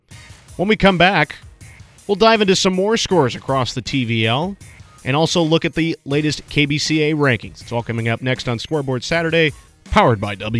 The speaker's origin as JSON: {"language": "English", "town": "Chicago", "region": "Illinois", "country": "United States", "moved": "yes", "lives_now": "Manhattan, Kansas, United States", "said": "Some of you know I am from Chicago."}